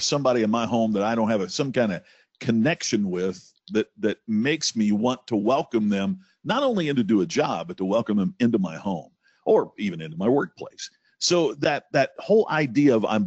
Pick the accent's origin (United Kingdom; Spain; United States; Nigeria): United States; Crothersville, Indiana; I grew up in a very small town, rural Indiana. My mom and dad owned the one grocery store in Crothersville, Indiana, my hometown